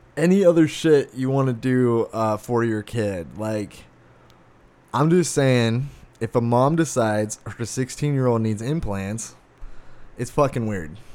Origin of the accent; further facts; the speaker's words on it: Arizona, United States; I was born and raised in Arizona.